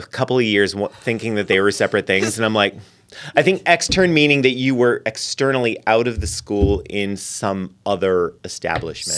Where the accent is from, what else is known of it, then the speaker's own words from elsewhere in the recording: Lorain, Ohio, United States; also born or lived in Cincinnati; I grew up near Cleveland